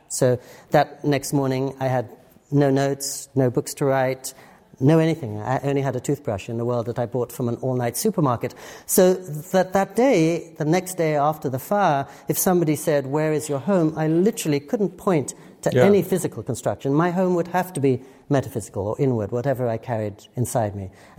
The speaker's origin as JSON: {"language": "English", "region": "England", "country": "United Kingdom", "tie": "born or raised there", "said": "Growing up in England, I never learned to type."}